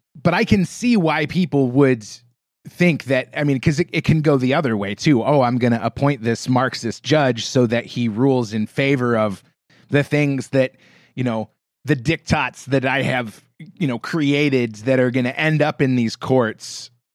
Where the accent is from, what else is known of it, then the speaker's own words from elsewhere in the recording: United States; being an American